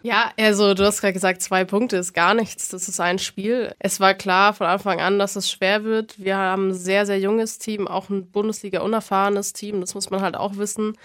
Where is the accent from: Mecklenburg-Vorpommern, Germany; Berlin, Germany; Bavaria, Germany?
Bavaria, Germany; Bamberg; komme gebürtig aus Bamberg